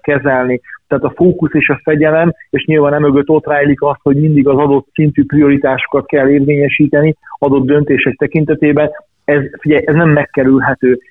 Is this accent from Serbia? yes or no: yes; Ada, Vojvodina, Serbia; also born or lived in Subotica; now in Hungary; én vajdasági születésű vagyok, és 91 óta élek Magyarországon